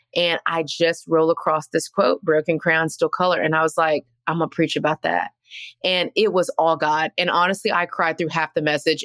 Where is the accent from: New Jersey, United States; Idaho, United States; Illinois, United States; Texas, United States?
Texas, United States; now in Atlanta, United States; I'm from Texas